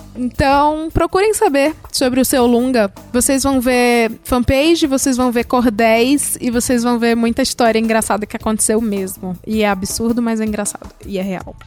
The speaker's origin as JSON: {"language": "Portuguese", "region": "Ceará", "country": "Brazil", "moved": "yes", "said": "lá de onde eu vim, que é o Ceará"}